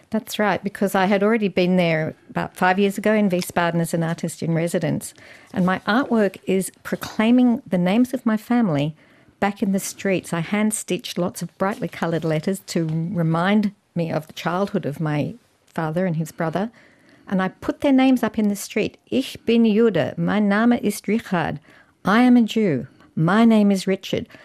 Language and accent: English; Australia; I'm Australian, I'm Jewish with a German history